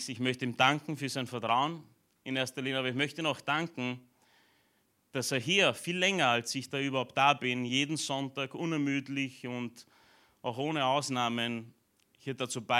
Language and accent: German; Romania; born there; moved away; also ich bin in Rumänien geboren, bin zwar nicht dort, aufgewachsen, aber meine Eltern waren ja jahrelang in einer rumänischen Gemeinde